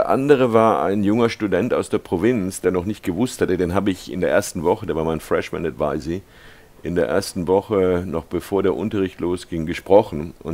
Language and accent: German; United States; Und ich bin also als Amerikaner äh, begeistert und, und auf eine Weise überrascht